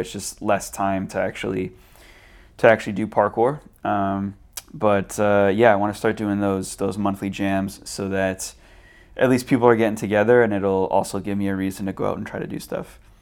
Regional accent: Burnaby, British Columbia, Canada; when I started parkour, I was, like, seventeen, and it was in, in Burnaby

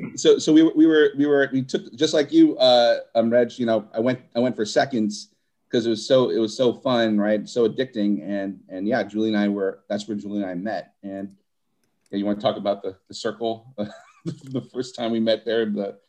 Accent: Philippines; I'm Filipino, sorry.

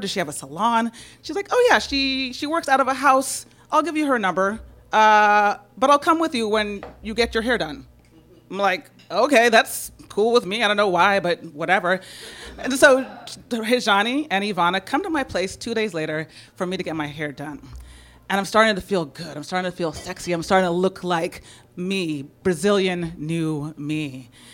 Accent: San Francisco, California, United States; I'm from San Francisco.

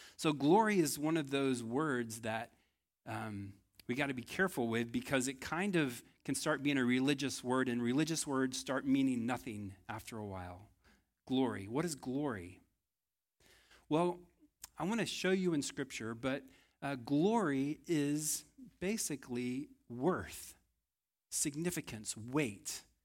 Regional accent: Texas, United States; I think I failed as a Texan

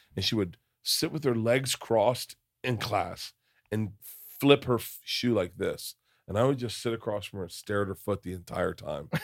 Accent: Florida, United States; growing up in Florida

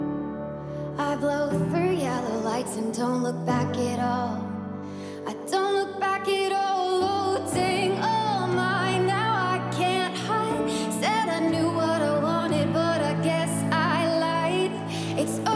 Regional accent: Zanesville, Ohio, United States; I'm from Zanesville, Ohio

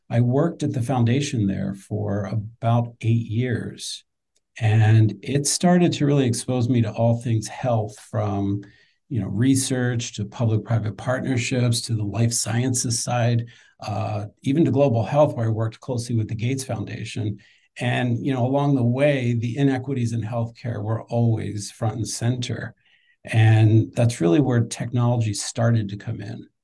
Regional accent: just outside of Philadelphia, Pennsylvania, United States; moved away as an adult; also born or lived in New York City; now in Washington, D.C., United States; I'm an East Coast guy. So I grew up just outside of Philadelphia. Um, lived in, I live in DC now. I spent half my time in New York. Um, I got to DC through school. I went to uh, George Washington University

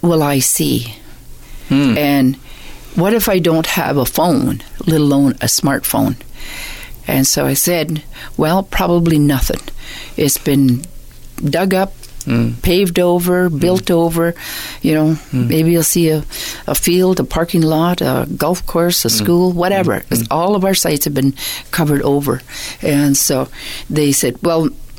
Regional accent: Six Nations, Ontario, Canada; I was born and raised on Six Nations.

